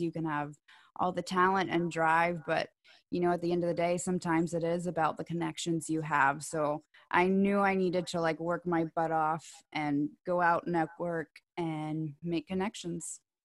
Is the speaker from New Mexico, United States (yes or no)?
no; Knoxville, Tennessee, United States; also born or lived in Alabama; now in Nashville, United States; I was born in Alabama, and I grew up in Knoxville.